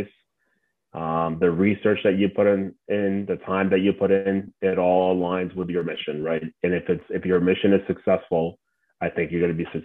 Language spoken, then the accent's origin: English; New Jersey, United States; growing up in New Jersey and being a Mets fan my whole life